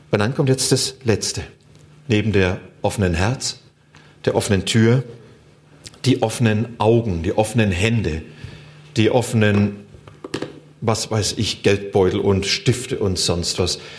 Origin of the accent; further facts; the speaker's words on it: Germany; Wenn ich diesen Menschen sage, ich komme aus Deutschland und dort sind die Christen, die beten für euch